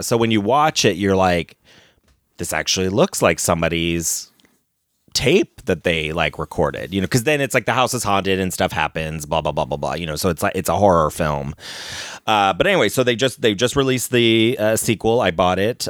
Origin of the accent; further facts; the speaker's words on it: Ohio, United States; growing up in Ohio